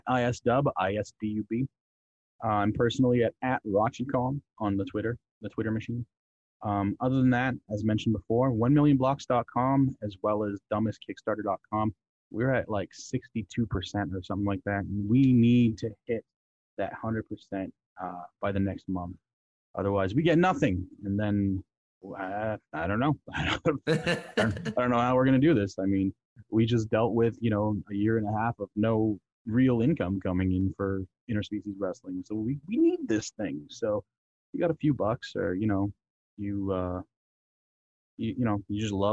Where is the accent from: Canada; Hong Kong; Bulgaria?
Canada; Me being a Canadian